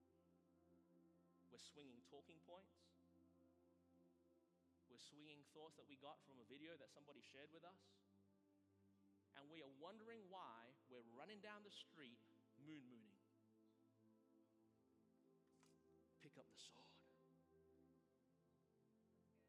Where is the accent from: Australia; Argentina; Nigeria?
Australia; moved away; as an Australian being brought up in a country with, you know, there's no guns.